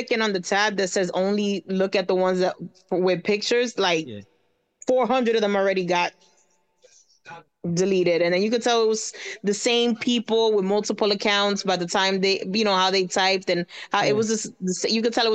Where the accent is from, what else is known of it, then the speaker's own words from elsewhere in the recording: New York City, New York, United States; also born or lived in Dominican Republic; I'm born and raised in New York City, so I'm pretty much in the New York, New Jersey area